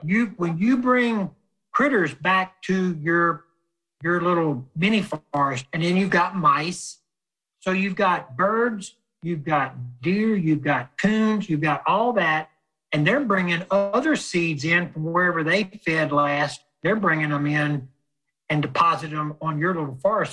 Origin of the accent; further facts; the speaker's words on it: South Louisiana, United States; Growing up in South Louisiana